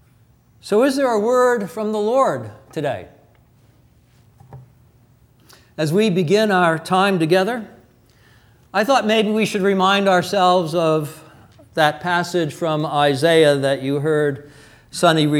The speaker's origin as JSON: {"language": "English", "region": "New York", "country": "United States", "moved": "yes", "said": "I'm from New York."}